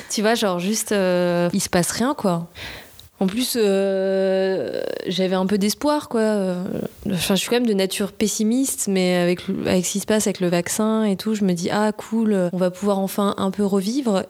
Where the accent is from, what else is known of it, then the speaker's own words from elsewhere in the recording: Nice, Provence-Alpes-Côte d'Azur, France; moved away as an adult; now in Paris, France; Je viens du sud de la France, je viens de la région PACA à Nice. J'ai vécu jusqu'à mes 20 ans